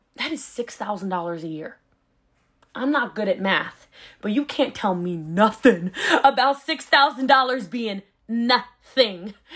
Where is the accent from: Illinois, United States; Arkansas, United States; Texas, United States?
Texas, United States; I'm a Texan